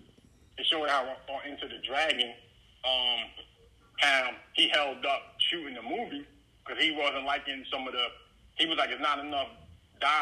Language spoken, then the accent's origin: English; Montclair, New Jersey, United States; my hometown, Montclair